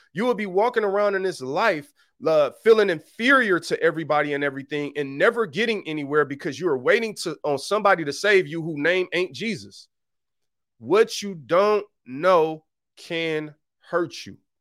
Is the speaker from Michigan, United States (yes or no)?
yes; Detroit, Michigan, United States; I'm really from Detroit. I'm, like, really from there. I really know how it is growing up on that level.